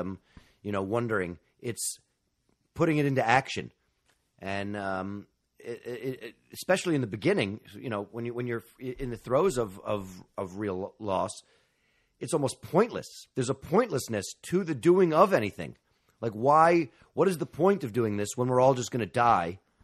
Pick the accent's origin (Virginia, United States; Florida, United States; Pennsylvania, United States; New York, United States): New York, United States; I'm a native New Yorker. I grew up in Manhattan